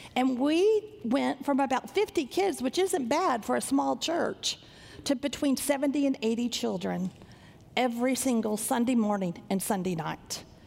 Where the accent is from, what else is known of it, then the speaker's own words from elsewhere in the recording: Sanger, Texas, United States; I grew up in Sanger, Texas, not a big church like this